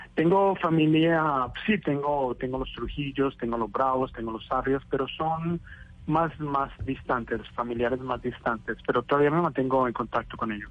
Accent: Cali, Valle del Cauca, Colombia; now in New York, United States; nacer en Cali, porque yo creo que en Cali todos nacemos a bailar

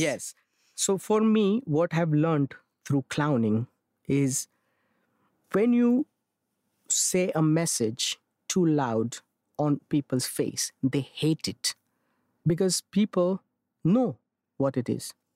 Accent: Mumbai, Maharashtra, India; I'm born and raised in Mumbai

